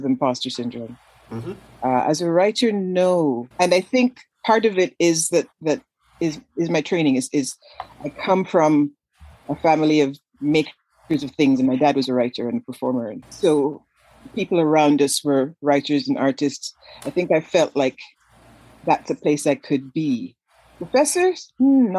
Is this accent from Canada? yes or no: yes; Canada; moved away as an adult; now in United States; I'm from Canada